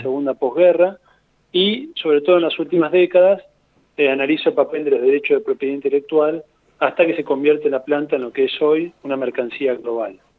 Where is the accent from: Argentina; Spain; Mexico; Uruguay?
Argentina; somos países vecinos del Paraguay